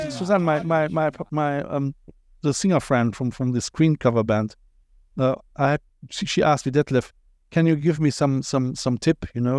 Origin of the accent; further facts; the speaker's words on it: Cologne, North Rhine-Westphalia, Germany; accent: Kölsch, Cologne accent; first language German; English is a second language; moved away as an adult; now in Ireland; I'm from Cologne